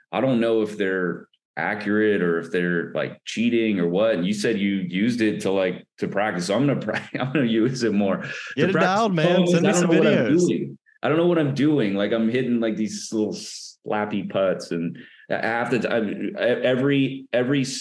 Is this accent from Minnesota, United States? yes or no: yes; Minnesota, United States; born there; I was born in Minnesota and my mom, we had a basement.